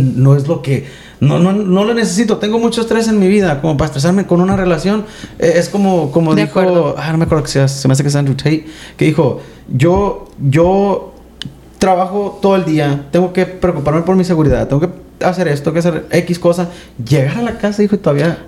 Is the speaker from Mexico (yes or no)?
yes; Mexico; siendo hispanos, mexicanos